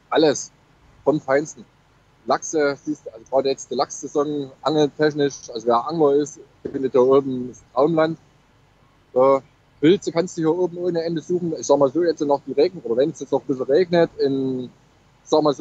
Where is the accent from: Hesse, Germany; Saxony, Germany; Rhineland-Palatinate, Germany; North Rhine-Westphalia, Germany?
Saxony, Germany; Chemnitz; now in Norway; Leute aus Chemnitz, die haben gedacht, ich komme nicht mal aus Deutschland